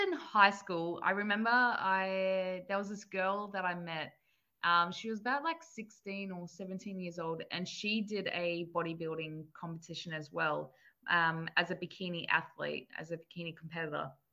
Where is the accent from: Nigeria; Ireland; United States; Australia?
Australia; Gold Coast, Queensland; also born or lived in New South Wales; I was born in New South Wales and then basically um, grew up on the Gold Coast for my whole life 22 years.